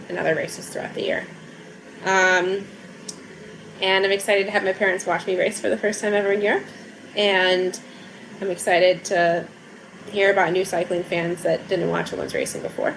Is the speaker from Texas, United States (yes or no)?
no; Alaska, United States; moved away as an adult; also born or lived in California; now in Girona, Spain; since I moved from Alaska.